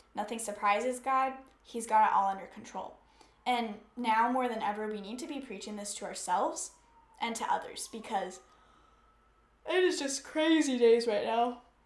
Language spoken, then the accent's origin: English; the South, United States; I grew up in the South, and so a lot of us just grow up knowing scripture